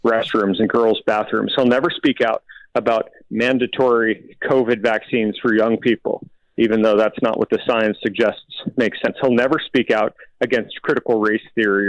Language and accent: English; Tucson, Arizona, United States; my hometown of Tucson